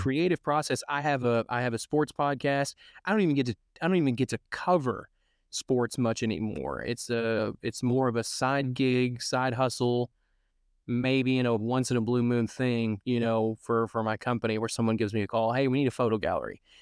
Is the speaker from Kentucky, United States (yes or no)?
yes; Cadiz, Kentucky, United States; I took a radio job six months later in my hometown of Cadiz